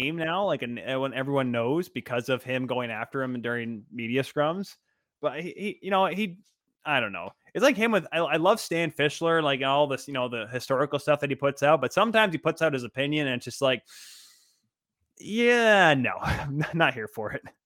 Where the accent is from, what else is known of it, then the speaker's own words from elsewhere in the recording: United States; I am American.